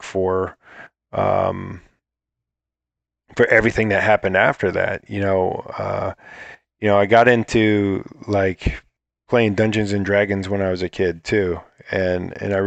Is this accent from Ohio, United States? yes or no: yes; Akron, Ohio, United States; also born or lived in Bath, Ohio; I was in Ohio. I was born in Akron, Ohio, and I, in a farm town called Bath